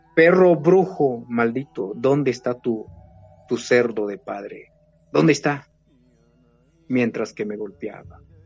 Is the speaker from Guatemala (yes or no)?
yes; Guatemala; moved away as an adult; also born or lived in Switzerland; nosotros los mayas no hemos desaparecido